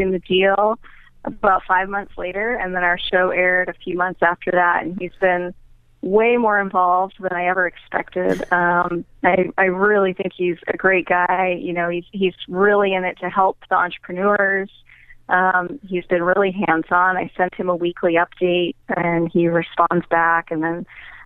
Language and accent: English; New Hampshire, United States; moved away; I grew up in New Hampshire